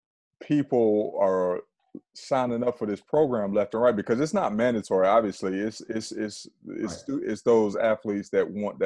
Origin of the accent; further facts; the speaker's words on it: Fayetteville, North Carolina, United States; my hometown of Fayetteville, North Carolina